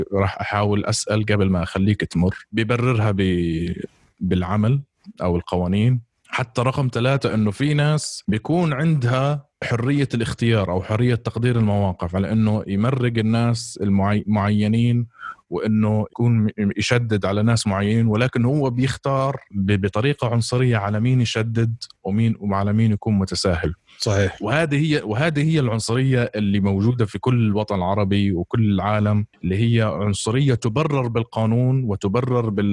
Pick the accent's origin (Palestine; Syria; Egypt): Palestine; moved away; انا فلسطيني او مهاجر او لاجئ